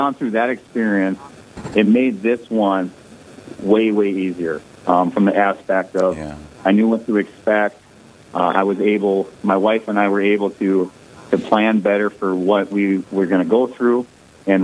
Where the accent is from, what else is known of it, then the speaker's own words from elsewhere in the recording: Ortonville, Minnesota, United States; also born or lived in Alexandria, Minnesota; I grew up in Ortonville, Minnesota